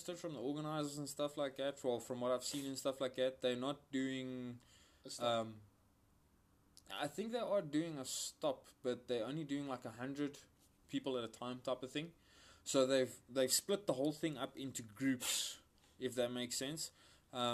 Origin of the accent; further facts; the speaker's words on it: West Rand, Gauteng, South Africa; We both hail from the West Rand.